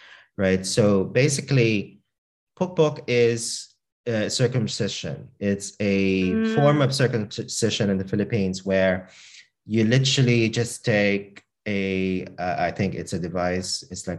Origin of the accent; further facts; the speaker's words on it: Australia; I kiss them on the cheek because, like, I'm Australian, right? That's what how we do it in Australia. That's how we greet our elders as a sign of respect, and that's how I kind of brought it up.